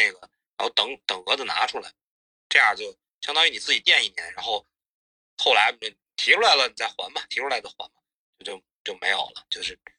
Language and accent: Chinese; Hebei, China; 我河北的